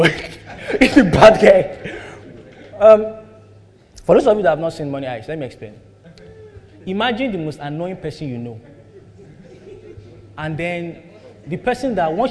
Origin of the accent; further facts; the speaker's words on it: Nigeria; We all grew up in Nigeria